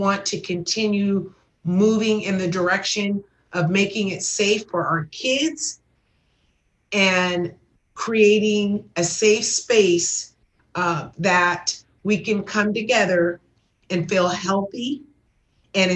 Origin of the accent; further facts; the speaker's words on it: Los Angeles, California, United States; I was working in Southeast Division in Watts, the community that I grew up in and have a huge heart for, and born and raised in South Los Angeles